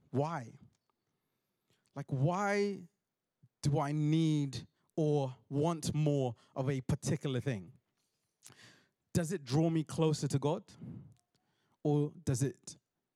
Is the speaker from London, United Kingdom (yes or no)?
yes; London, United Kingdom; I'm from South London